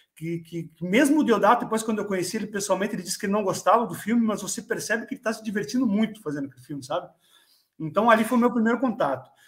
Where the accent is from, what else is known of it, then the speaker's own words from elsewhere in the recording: Brazil; moved away; na minha cidade natal, lá no Brasil, uma cidadezinha pequena